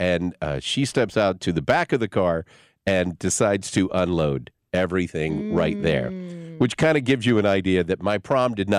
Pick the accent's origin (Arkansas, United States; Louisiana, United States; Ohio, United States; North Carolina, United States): Arkansas, United States; Berryville; Berryville, Arkansas, where I grew up in Northwest Arkansas, is right next to Eureka Springs